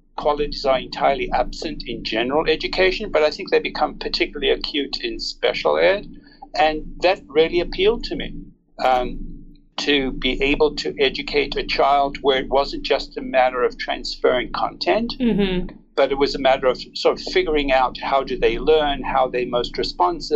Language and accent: English; South Africa; now in California, United States; I was born in South Africa. I've lived here more than half my life in the United States and in California.